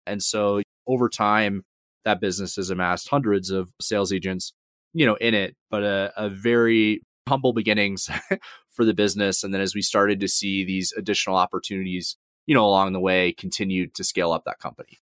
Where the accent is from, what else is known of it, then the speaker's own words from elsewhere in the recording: Georgia, United States; also born or lived in Atlanta suburbs; I grew up in Georgia, so initially grew up in the suburbs outside of Atlanta and moved around a couple of times growing up